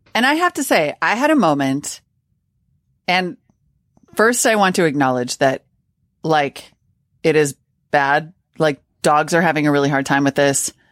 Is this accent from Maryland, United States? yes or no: no; Montana, United States; when I was a kid growing up in Montana